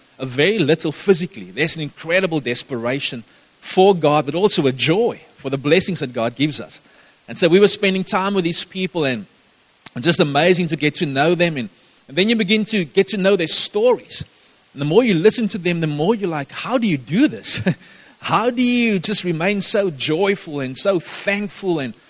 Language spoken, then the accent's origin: English; Gaddis, Northern Cape, South Africa; now in Somerset West, South Africa; That's where I grew up for a few years. I lived in Gaddis